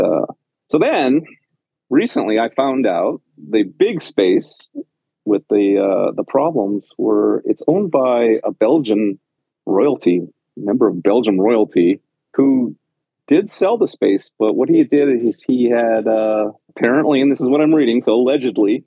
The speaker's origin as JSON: {"language": "English", "town": "Penticton", "region": "British Columbia", "country": "Canada", "tie": "born or raised there", "also_born_or_lived": "Victoria / Vancouver / Los Angeles / Cartagena", "moved": "as an adult", "lives_now": "New York City, United States", "said": "I am born and raised in Penticton in British Columbia and uh, spent up until the end of high school there"}